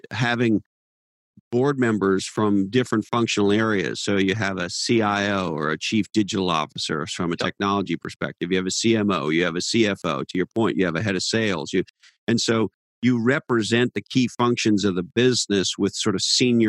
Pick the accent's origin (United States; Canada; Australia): Canada; Montreal, Quebec; I grew up in Montreal, Canada, and we're famous for our hockey team, the Montreal Canadiens.